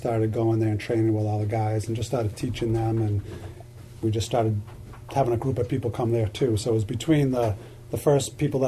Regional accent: Lexington, United States; also born or lived in Arlington; I grew up in Lexington, but I lived in Arlington for a long time

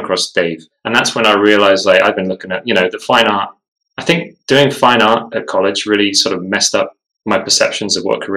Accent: Falkland Islands; I was born in the Falkland Islands

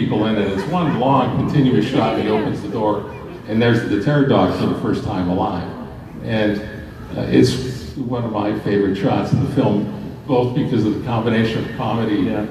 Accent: Toronto, Ontario, Canada; this wonderful community of very funny people that I grew up with in Toronto

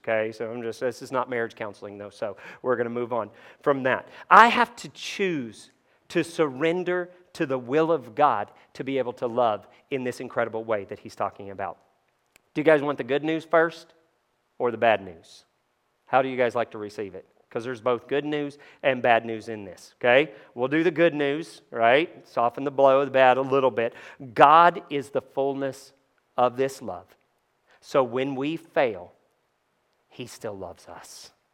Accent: Kentucky, United States; I grew up in Kentucky

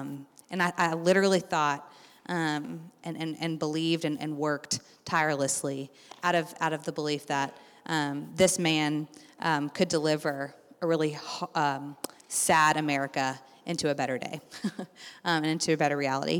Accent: Lexington, Kentucky, United States; I grew up here in Lexington going to the Spanish immersion program, magnet schools

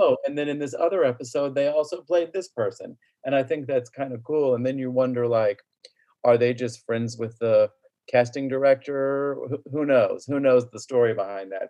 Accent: Tavares, Florida, United States; also born or lived in Winter Park, Florida; grew up in Lake County, Tiberias in particular

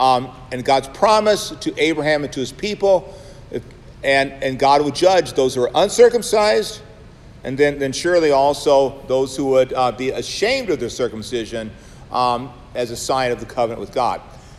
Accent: Savannah, Georgia, United States; I come from Savannah, Georgia, right? And we are surrounded by Baptist types. I grew up in high school, and I was going to be a Lutheran pastor

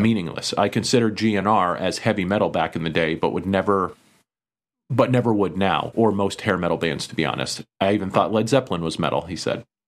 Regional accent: East Coast, United States; growing up on the East Coast

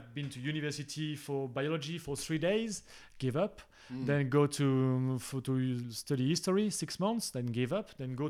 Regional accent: Tunisia; born there; No, well, I was born in Tunisia.

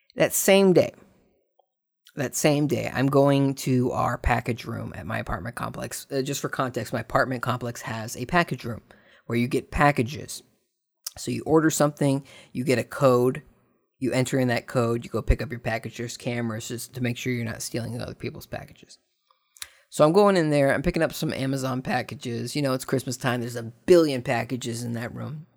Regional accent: United States; speaking as a, you know, American that loves being not British

